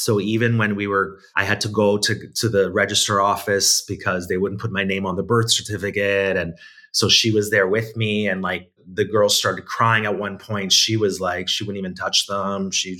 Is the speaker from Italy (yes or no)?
yes; Italy; born there; So basically, I was born in Italy.